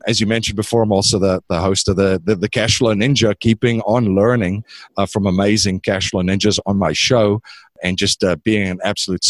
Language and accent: English; South Africa; moved away as an adult; now in United States; I'm originally from South Africa